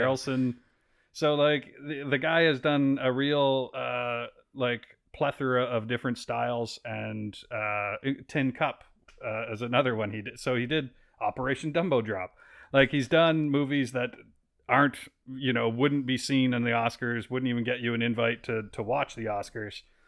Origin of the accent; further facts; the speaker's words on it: East Coast of Canada, Canada; now in Vancouver, Canada; I'm from the East Coast of Canada.